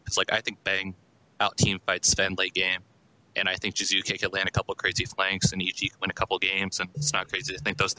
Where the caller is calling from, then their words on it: Cincinnati, Ohio, United States; Cincinnati, Ohio.